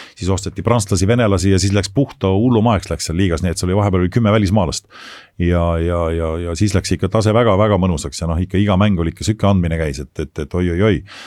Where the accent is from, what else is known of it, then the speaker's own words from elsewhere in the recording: Estonia; also born or lived in Japan; me räägime eesti keelt, me oleme Eestist